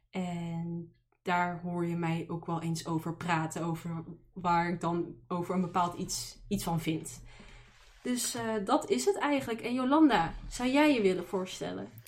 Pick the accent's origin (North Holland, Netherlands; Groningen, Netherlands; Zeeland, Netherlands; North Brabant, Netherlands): North Holland, Netherlands; Amsterdam; born there; now in Tilburg, Netherlands; Ik woon in Tilburg, dus Brabant, maar ik ben ooit geboren in Amsterdam, maar eh, daar ben ik niet eh, heel lang gebleven.